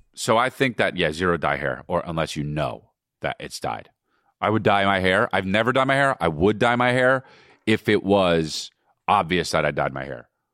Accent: United States; I'm American

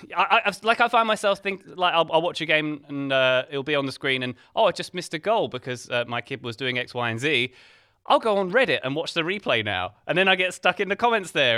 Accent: England, United Kingdom; as an English person

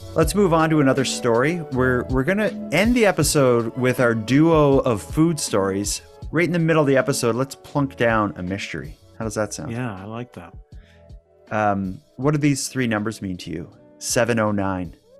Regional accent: Cape Breton, Nova Scotia, Canada; we're from Cape Breton. We're from a place that has uh, it's known for having a bit of an accent

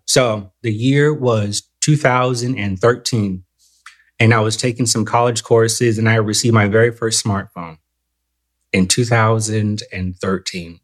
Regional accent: Southern California, United States; moved away; I'm originally from Southern California

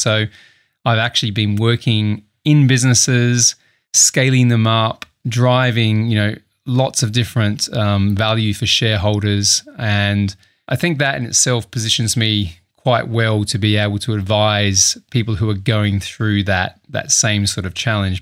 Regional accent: Adelaide, South Australia, Australia; moved away as an adult; also born or lived in Sydney; now in United Kingdom; I'm Australian. I, uh, grew up in Adelaide, South Australia

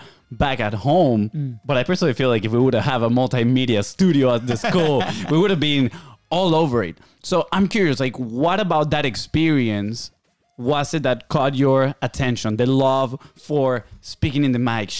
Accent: Venezuela; now in United States; We're from Venezuela

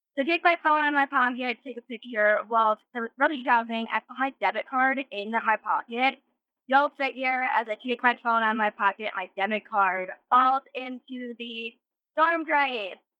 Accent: North Carolina, United States; I'm from North Carolina

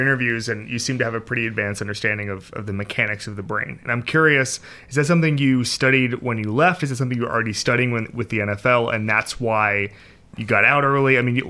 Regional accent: Florida, United States; I'm from Florida.

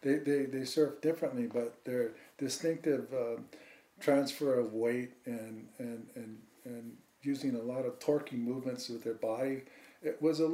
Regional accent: Hawaii, United States; that was the only connection that growing up in Hawaii that we had, you know, before.

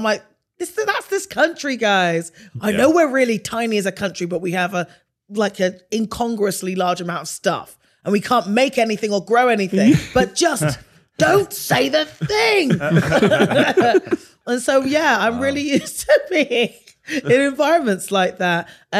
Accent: England, United Kingdom; And I grew up like in a village, and then I went to a city that was diverse, but hella segregated.

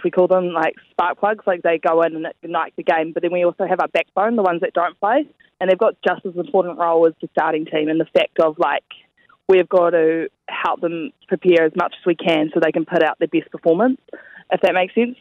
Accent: New Zealand; we're all over from New Zealand

